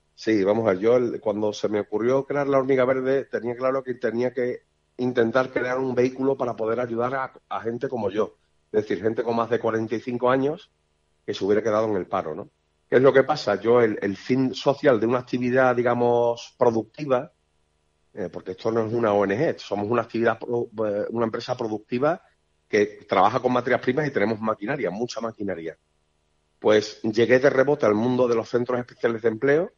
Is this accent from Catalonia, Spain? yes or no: no; Seville, Andalusia, Spain; moved away as an adult; now in Villafranca de los Barros, Spain; yo soy de Sevilla